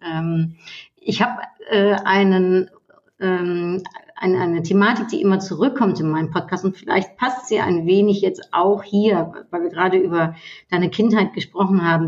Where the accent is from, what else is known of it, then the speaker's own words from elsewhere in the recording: Netherlands; now in Germany; als Niederländerin und in Deutschland